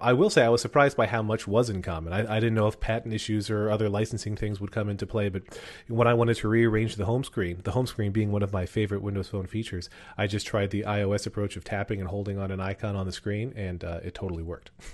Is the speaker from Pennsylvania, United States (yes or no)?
yes; Wyomissing, Pennsylvania, United States; my hometown of Why I'm Missing Pennsylvania